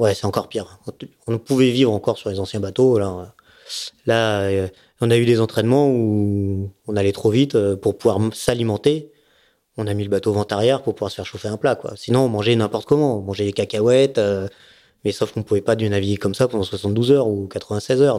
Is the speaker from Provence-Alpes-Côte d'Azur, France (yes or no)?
yes; Nice, Provence-Alpes-Côte d'Azur, France; also born or lived in Seine-et-Marne / Savoie; mon père a eu envie de faire, d'avoir un bateau et on s'est retrouvé à Nice.